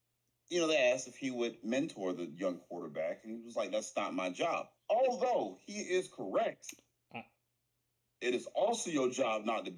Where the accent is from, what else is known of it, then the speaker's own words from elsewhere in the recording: Georgia, United States; I'm from Georgia